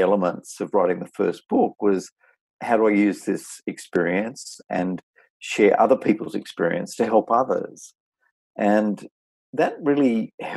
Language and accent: English; Taree, New South Wales, Australia; moved away as an adult; also born or lived in Sydney; I had a great childhood growing up in Taree in the north coast in New South Wales, and was a real country boy